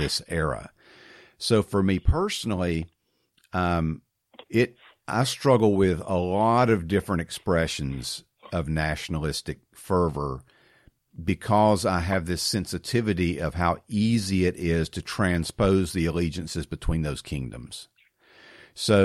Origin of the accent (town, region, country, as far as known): United States